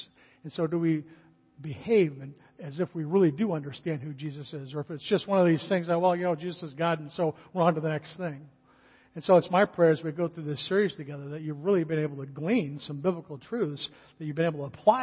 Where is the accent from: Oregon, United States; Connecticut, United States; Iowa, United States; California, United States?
California, United States; moved away; I grew up in California